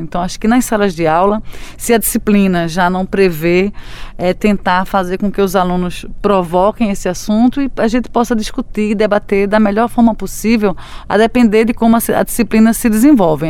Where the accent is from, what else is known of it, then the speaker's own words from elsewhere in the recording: Brazil; nossas vidas enquanto brasileiros